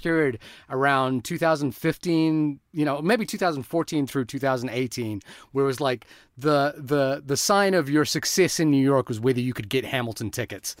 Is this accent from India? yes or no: yes; India; I'm Indian